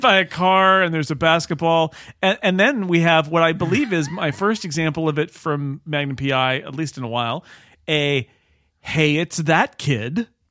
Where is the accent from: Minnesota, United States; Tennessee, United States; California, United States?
California, United States; Little House on the Prairie, the T V show that was shot in my hometown